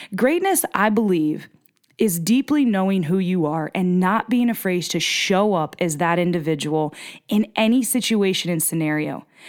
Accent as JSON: {"language": "English", "region": "small town in northeastern Pennsylvania", "country": "United States", "tie": "born or raised there", "moved": "yes", "said": "I'm from Pennsylvania, so I'm from the Keystone State, from a small town in northeastern P"}